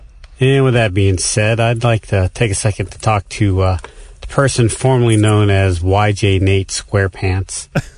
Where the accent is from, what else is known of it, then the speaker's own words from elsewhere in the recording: Ohio, United States; I'm from Ohio, the Buckeye State.